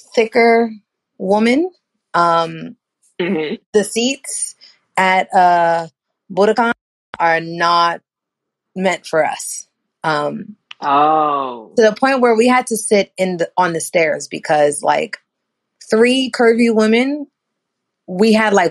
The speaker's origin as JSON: {"language": "English", "region": "New York", "country": "United States", "moved": "yes", "lives_now": "Florida, United States", "said": "being a New Yorker is extra hot."}